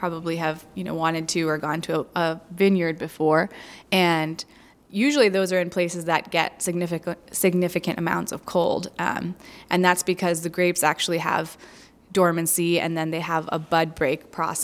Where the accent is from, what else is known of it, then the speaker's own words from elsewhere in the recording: Florida, United States; I'm from Florida